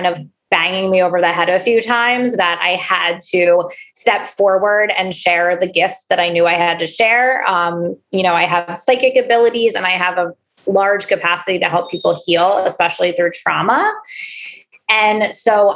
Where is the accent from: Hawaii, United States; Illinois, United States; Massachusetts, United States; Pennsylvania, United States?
Pennsylvania, United States; Philadelphia; I am from Philadelphia.